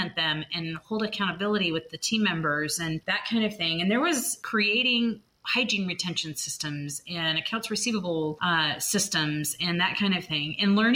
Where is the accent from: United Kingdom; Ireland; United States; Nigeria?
United States; California; I grew up in California, and he had a dental lab out there.